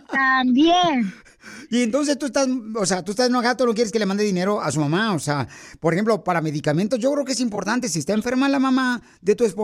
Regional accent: Monterrey, Nuevo León, Mexico; Yo soy de Monterrey, Nuevo y este, yo quiero decir una cosa, señora.

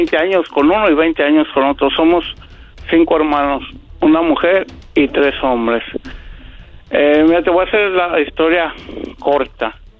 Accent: Guadalajara, Jalisco, Mexico; Nosotros somos de Guadalajara

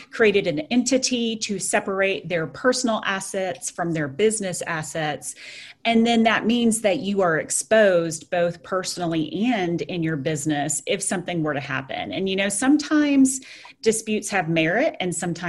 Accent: Lubbock, Texas, United States; I was stuck here in my hometown, which I enjoy, at Lubbock, Texas

